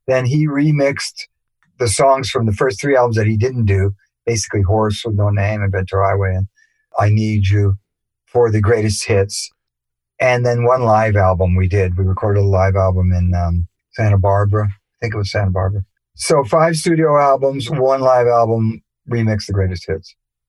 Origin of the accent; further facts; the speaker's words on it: England, United Kingdom; born there; And Jerry and I both have British mothers. I was born in England.